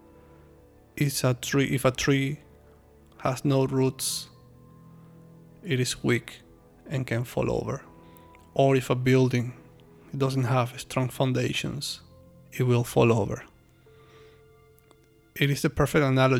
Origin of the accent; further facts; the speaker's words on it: Venezuela; moved away as an adult; now in China; I'm from Venezuela